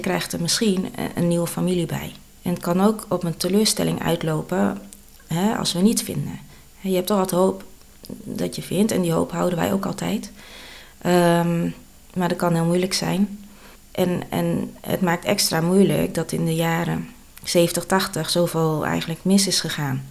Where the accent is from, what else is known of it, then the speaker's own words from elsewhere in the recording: Sliedrecht, South Holland, Netherlands; also born or lived in Bogor, Indonesia; Ik ben geboren in Indonesië, in Bogor. En toen ik 2,5 jaar was, ben ik geadopteerd naar Nederland. En ik ben opgegroeid in Sliedrecht.